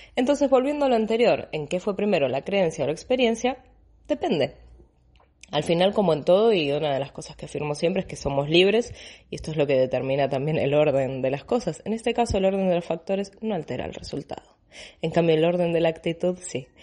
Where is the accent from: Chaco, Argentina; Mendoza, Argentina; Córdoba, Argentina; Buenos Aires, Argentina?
Buenos Aires, Argentina; moved away as an adult; now in Barcelona, Spain; Yo hace, van a ser 13 años que vivo en Barcelona, soy de Buenos Aires, Argentina